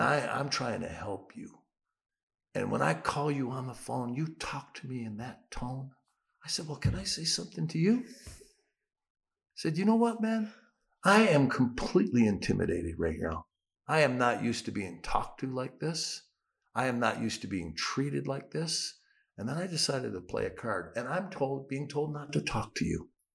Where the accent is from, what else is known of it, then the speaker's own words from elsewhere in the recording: United States; moved away; as an American